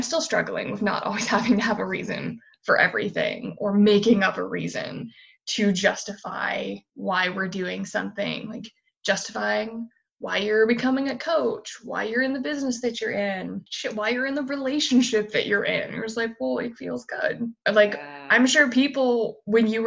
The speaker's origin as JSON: {"language": "English", "country": "United States", "tie": "born or raised there", "moved": "yes", "said": "My home state is still on fire"}